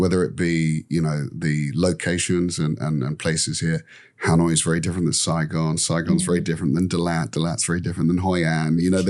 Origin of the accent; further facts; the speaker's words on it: London, United Kingdom; now in Vietnam; Yeah, look, I come from London. That's a big city. Yeah. I grew up there.